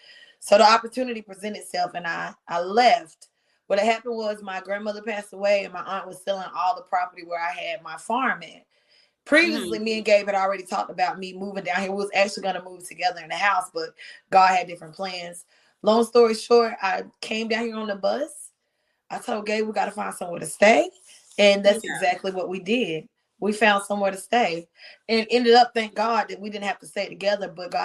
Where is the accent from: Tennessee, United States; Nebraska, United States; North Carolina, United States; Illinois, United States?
North Carolina, United States; now in Georgia, United States; I'm from the country ghetto. I'm from North Carolina.